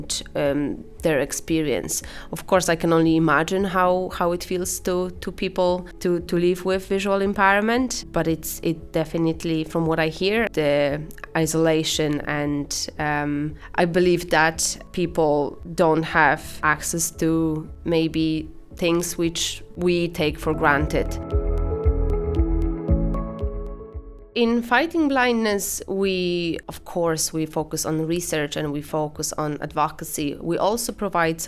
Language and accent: English; Poland; English is a second language; moved away as an adult; now in Ireland; I'm originally from Poland, as you can probably tell based on my accent